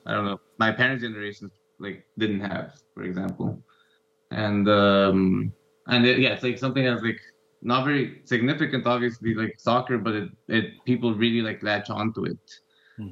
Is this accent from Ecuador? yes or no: yes; Ecuador; moved away as an adult; also born or lived in United States; growing up in Ecuador around this time